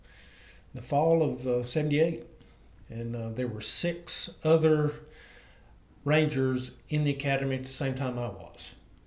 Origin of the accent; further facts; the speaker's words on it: Dickson County, Tennessee, United States; moved away as an adult; I'm from Dixon County